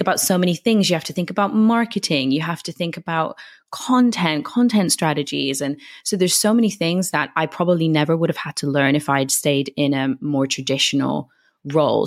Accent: United Kingdom; moved away as an adult; now in Madrid, Spain; I'm from the U K, as you may be able to tell from my accent.

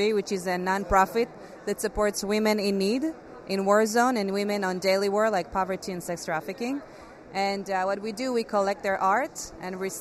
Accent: Israel; Growing up in Israel, it's always like, you know, war zone

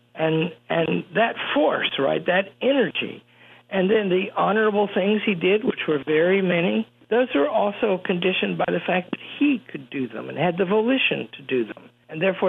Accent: Pocahontas, Arkansas, United States; I was born in Pocahontas, Arkansas.

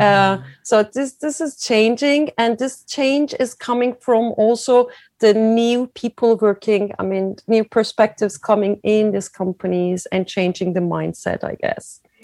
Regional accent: Izmir, Turkey; moved away as an adult; also born or lived in Germany; now in Milan, Italy; I was born in Turkey, in Izmir, a very beautiful, tiny, t- not tiny, a very beautiful big town uh, on the west coast of Turkey

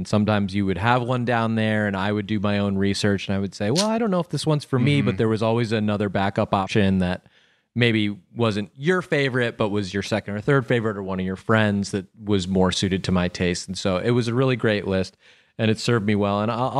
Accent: Quincy, United States; that was so true to my experience with my guys growing up in Quincy.

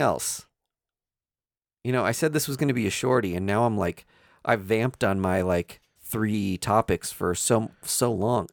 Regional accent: Kansas City, United States; we are from Kansas City, which toes the line between Kansas and Missouri.

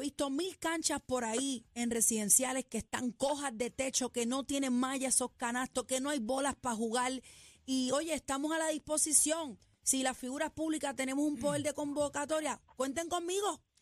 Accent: San Juan, Puerto Rico; also born or lived in Country Club, San Juan; yo soy de Country Club, pero me crié en Quintana

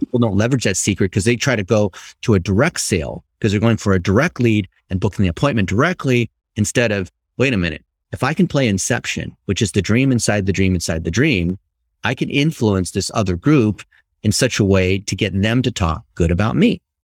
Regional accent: Ohio, United States; I was born and raised in Ohio

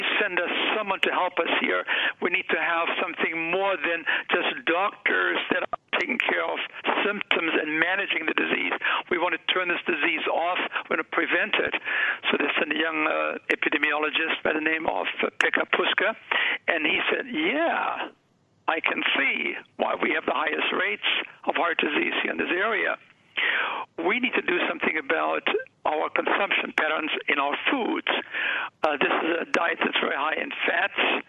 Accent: Germany; moved away as an adult; now in North America; I grew up in Germany

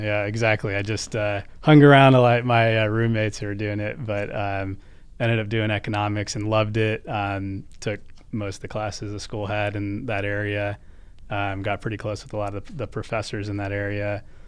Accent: United States; as an American

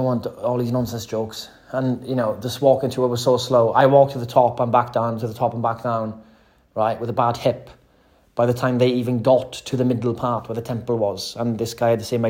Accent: Wales, United Kingdom; I'm from Wales

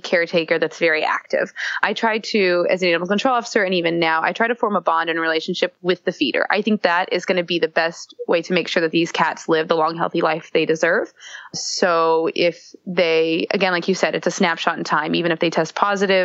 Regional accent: the South, United States; I'm from the South myself

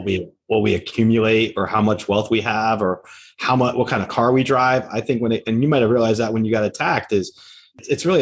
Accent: United States; I'm from the United States.

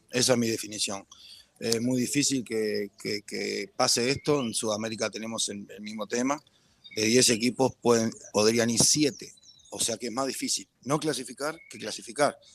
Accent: Costa Rica; moved away; Yo me fui de Costa Rica en el 2011, no, no me siento con la autoridad para, para emitir un juicio grande de valor al respecto.

